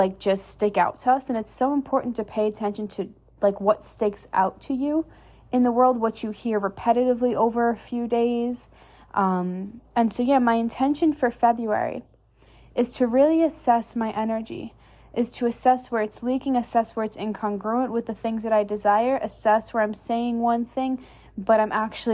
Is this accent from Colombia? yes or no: no; New York, United States; now in Texas, United States; I'm initially from New York, so like I'm normally used to cold and snow and ice